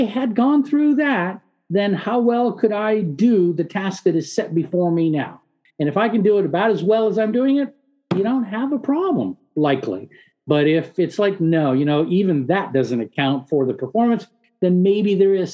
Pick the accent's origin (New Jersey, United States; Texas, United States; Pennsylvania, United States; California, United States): California, United States; San Diego; English is a second language; moved away; I grew up in San Diego, so it's always a homecoming for me